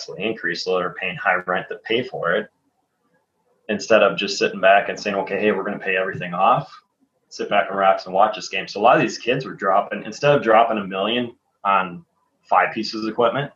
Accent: Green Bay, Wisconsin, United States; I grew up in Green Bay. Obviously, I grew up in Green Bay

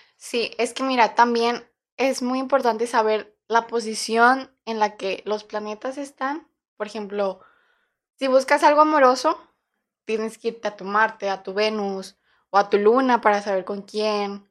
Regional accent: Torreón, Coahuila, Mexico; nosotros nacimos en Coahuila, Torreón

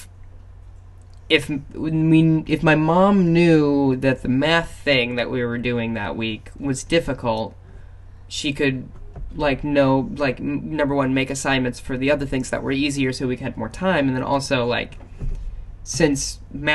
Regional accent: South Dakota and Minnesota, Midwest, United States; I grew up in South Dakota and Minnesota.

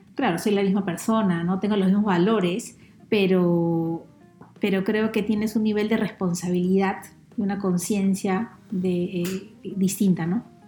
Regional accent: Peru; encontremos la forma de respetarnos más como peruanos

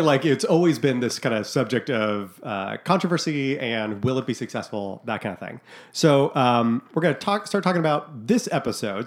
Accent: Scottsdale, Arizona, United States; also born or lived in Massachusetts; when we moved to Scottsdale from Massachusetts

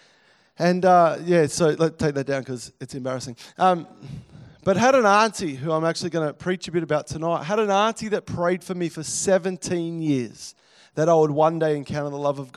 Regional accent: Melbourne, Victoria, Australia; moved away; I grew up in Melbourne, over on the northern sort of side, over Essendon sort of area.

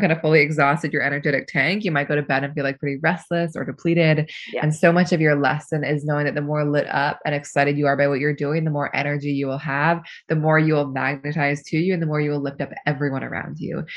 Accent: Seattle, Washington, United States; now in New York, United States; I grew up in Seattle and I've um, been in New York for 10 years now

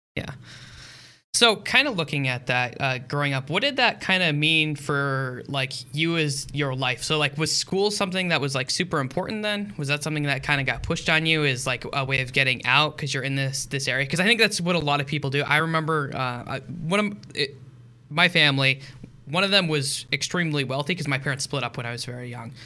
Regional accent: Michigan, United States; I grew up in Michigan, uh, which is very close to the Green Bay Packers

